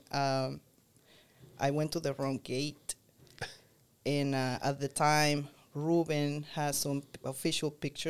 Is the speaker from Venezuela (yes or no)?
yes; Caracas, Capital District, Venezuela; moved away as an adult; also born or lived in Boston; now in United States; I was born in Caracas, Venezuela